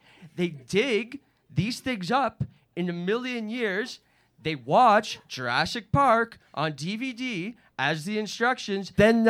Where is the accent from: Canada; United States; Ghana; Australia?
Canada; I am a nerd from Canada.